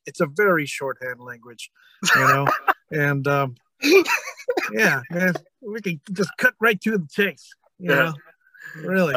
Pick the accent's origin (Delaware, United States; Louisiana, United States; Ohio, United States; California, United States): California, United States; San Francisco; also born or lived in Manila; San Francisco would be the first one because that's okay. my hometown. It's where I grew up. So the whole Bay Area